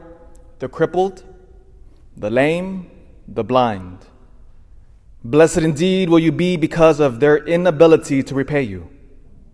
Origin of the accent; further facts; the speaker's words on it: Elk Grove, United States; I grew up in Elk Grove